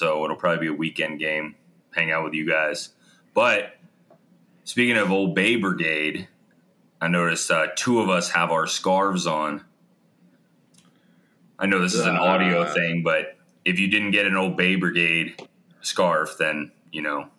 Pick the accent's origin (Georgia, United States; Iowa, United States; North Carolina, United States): North Carolina, United States; born or raised there; moved away